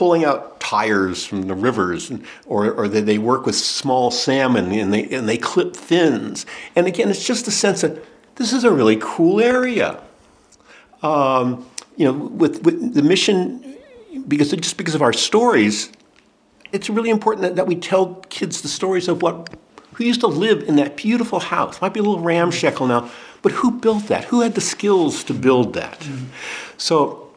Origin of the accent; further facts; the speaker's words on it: St. Louis, Missouri, United States; moved away; I was a suburban St. Louis kid, very suburban.